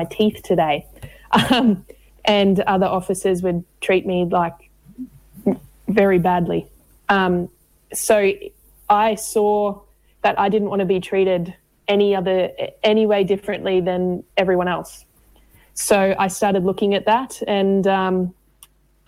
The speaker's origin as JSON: {"language": "English", "region": "Queensland", "country": "Australia", "moved": "yes", "lives_now": "Victoria, Australia", "said": "I'm originally from Queensland, moved down to Victoria after some family violence"}